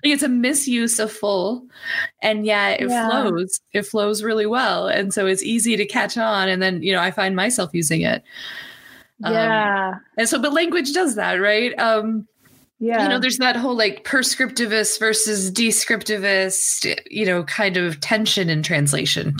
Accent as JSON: {"language": "English", "region": "South Texas", "country": "United States", "tie": "born or raised there", "said": "growing up in South Texas"}